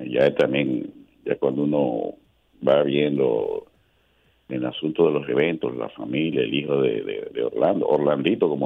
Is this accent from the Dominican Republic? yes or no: yes; Dominican Republic; aquí también compartimos la isla con otro país